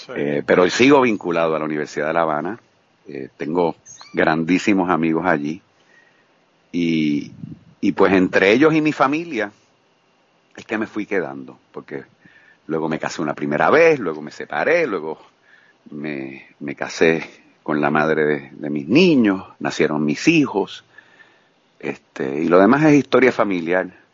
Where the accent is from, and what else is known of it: Puerto Rico; moved away as an adult; also born or lived in Guayama, Puerto Rico; now in Cuba